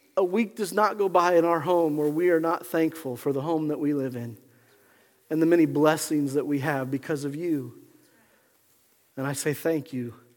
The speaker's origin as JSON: {"language": "English", "town": "Pueblo", "region": "Colorado", "country": "United States", "tie": "born or raised there", "said": "I remember growing up in Pueblo, Colorado."}